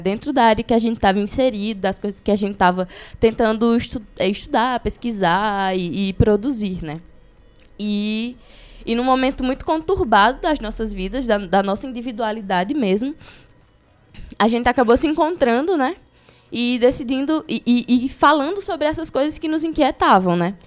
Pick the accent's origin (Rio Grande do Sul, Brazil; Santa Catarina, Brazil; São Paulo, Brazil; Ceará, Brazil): Ceará, Brazil; Crato; nasci no Crato, né? Então cresci nesse caldeirão que é o Cariri